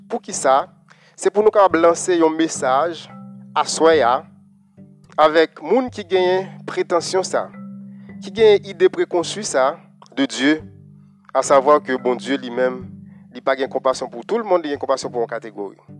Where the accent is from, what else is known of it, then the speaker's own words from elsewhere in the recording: Haiti; chez nous en Haïti